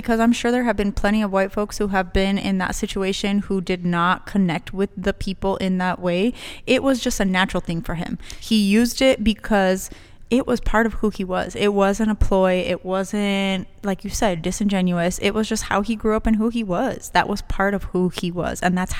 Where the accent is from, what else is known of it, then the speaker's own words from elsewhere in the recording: El Paso, Texas, United States; This was my nickname because I grew up in Chuco Town. Like, it's Chuco Town.